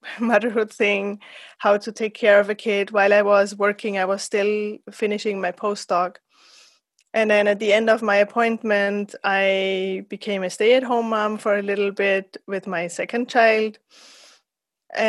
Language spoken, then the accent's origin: English; Austria; also born or lived in San Diego, United States; I'm from Austria, where I'm at the moment